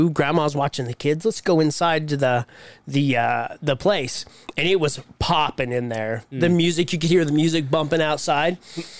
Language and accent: English; Utah, United States; we're from Utah.